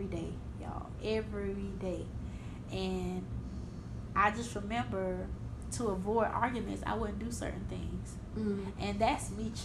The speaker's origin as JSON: {"language": "English", "region": "Georgia", "country": "United States", "said": "I'm from Georgia"}